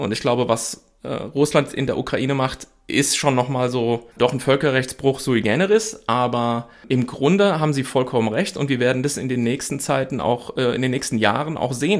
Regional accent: Germany; als Deutsche

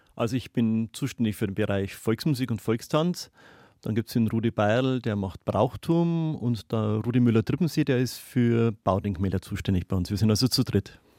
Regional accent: Neumarkt in der Oberpfalz, Bavaria, Germany; now in Oberhembach, Germany; Ich bin gebürtiger Neumarkter und habe einmal gedacht, ich werde da wohnen bleiben

